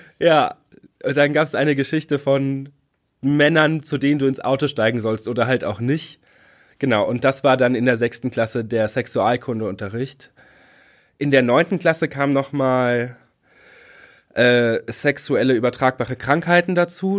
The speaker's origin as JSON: {"language": "German", "area": "Trier area", "region": "Rhineland-Palatinate", "country": "Germany", "tie": "born or raised there", "moved": "yes", "said": "wo ich aufgewachsen bin"}